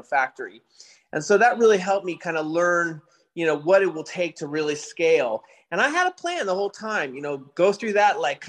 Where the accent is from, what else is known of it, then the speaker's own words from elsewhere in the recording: San Francisco, California, United States; I grew up in San Francisco in high school